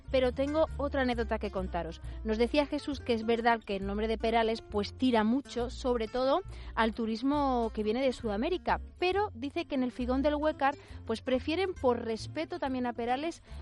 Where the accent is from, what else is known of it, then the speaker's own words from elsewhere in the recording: Córdoba, Andalusia, Spain; Yo soy de Córdoba, de Córdoba. Yo soy de Córdoba.